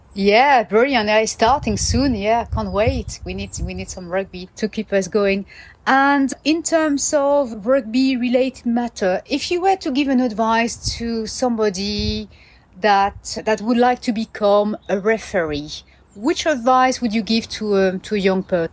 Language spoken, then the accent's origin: English; France; I'm French